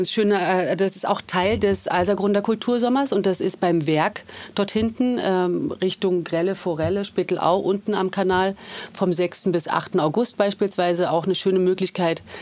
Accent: Berlin, Germany; now in Vienna, Austria; bin ursprünglich aus Berlin und seit 10 Jahren in Wien

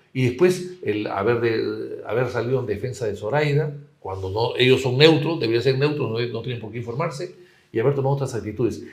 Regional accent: Peru; also born or lived in Spain; mi país y a mi pueblo

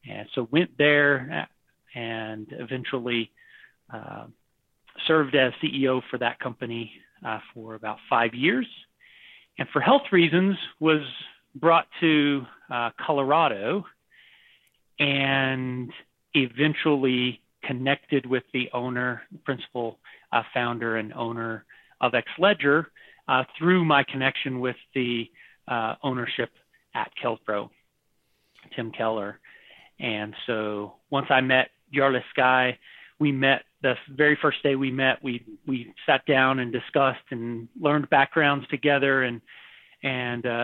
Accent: Taiwan; also born or lived in Texas; Um, I was born in Taiwan. Oh wow! My parents were missionaries, and I grew up there for several years, and then ended up in Texas.

